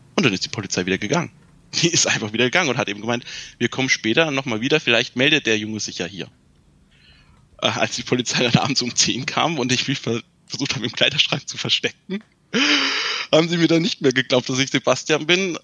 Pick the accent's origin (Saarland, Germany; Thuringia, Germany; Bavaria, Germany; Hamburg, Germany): Thuringia, Germany; ich komme aus Thüringen, also aus dem Osten